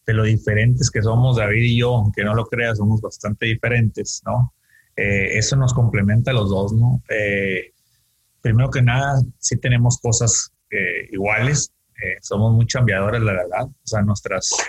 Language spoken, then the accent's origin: Spanish; Sinaloa, Mexico; moved away as an adult; also born or lived in United States / Asia; Eh, soy de Sinaloa, pero vivido varios años en Estados Unidos, allá estudié mi carrera, pasé más de 10 años en Asia y ahorita regreso aquí en el pueblo